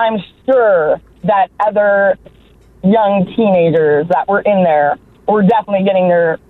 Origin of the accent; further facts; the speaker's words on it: Orangeville, Ontario, Canada; We came all the way from Orangeville, Ontario